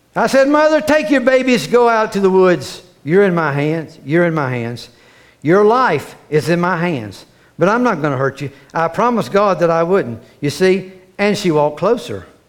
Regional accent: Cape Canaveral, Florida, United States; I was raised in Florida, Cape Canaveral down there.

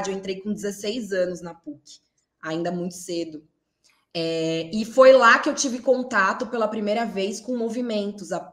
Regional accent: São Paulo, Brazil; Nascida e criada na Zona Leste de São Paulo. É, nasci no bairro de Sapopemba e cresci no bairro do Tatuapé, Carrão, ali naquela região.

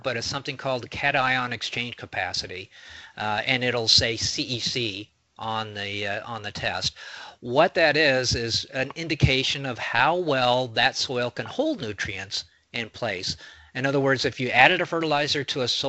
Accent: Mason County, Illinois, United States; where I grew up in Mason County, it was on sand

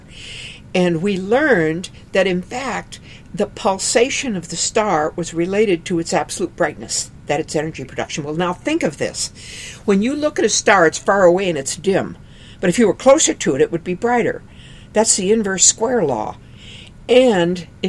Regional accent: Aberdeen, South Dakota, United States; I grew up in Aberdeen, South Dakota

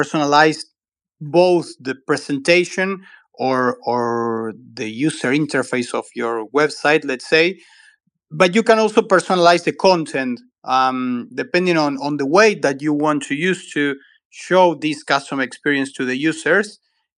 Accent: Argentina; I'm from Argentina. I live in Buenos Aires

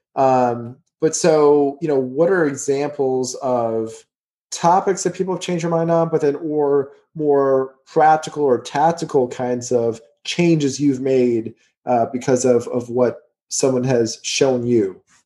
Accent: Houston, Texas, United States; moved away; also born or lived in New Jersey; I grew up in Houston

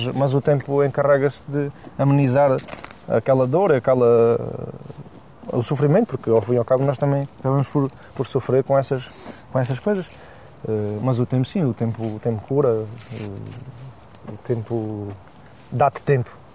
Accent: Alentejo, Portugal; Eu venho do Alentejo

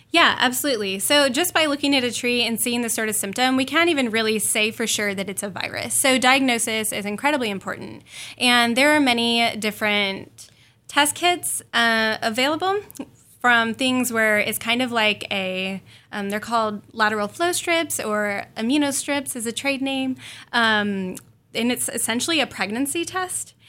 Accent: northern Indiana, United States; I'm originally from Indiana, northern Indiana

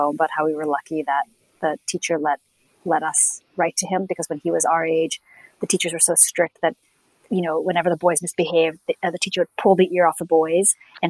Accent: India; also born or lived in Canada; My folks were diplomats, and though I'm from India, I moved like every 3 years to some other, to another country, but often went to like, I would always went to an English medium school.

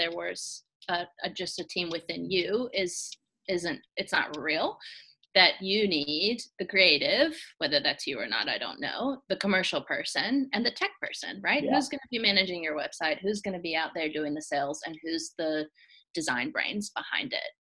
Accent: Atlanta, Georgia, United States; I'm from Atlanta.

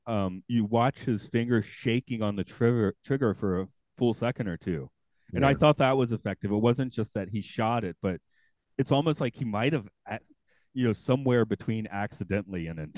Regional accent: Atlanta, Georgia, United States; I'm from Atlanta

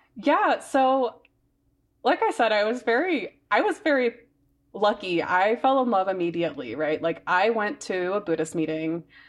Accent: Mississippi, United States; now in Denver, United States; I grew up in Mississippi, and it's, like, the middle of, like, it's the Bible Belt

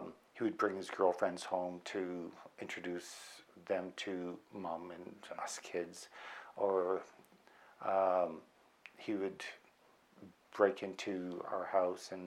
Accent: outside of Vancouver, British Columbia, Canada; born or raised there; also born or lived in Medicine Hat, Alberta

